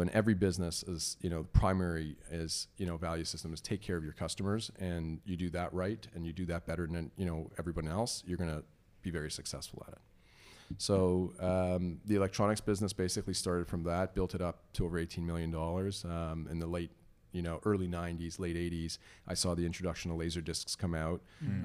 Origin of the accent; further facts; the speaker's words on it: Toronto, Ontario, Canada; also born or lived in Iran; I, immigrated uh, from iran in 1977 uh, okay. uh, two years before the islamic revolution and uh, we moved to toronto with my family and uh, i grew up in toronto in york mills